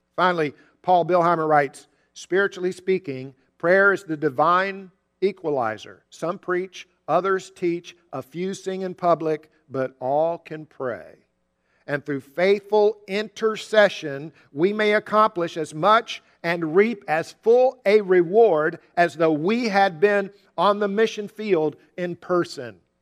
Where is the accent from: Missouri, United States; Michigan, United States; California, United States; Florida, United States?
Florida, United States; Jacksonville; We grew up together in Jacksonville.